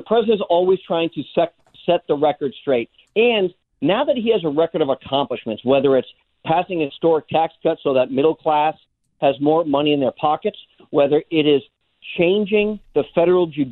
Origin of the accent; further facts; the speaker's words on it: New Hampshire, United States; Manchester, New Hampshire, my home state